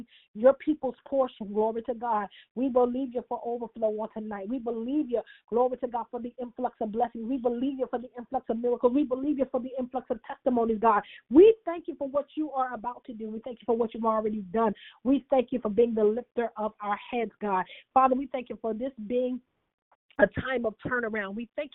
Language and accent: English; New Jersey, United States; moved away; My New Jersey family, my hometown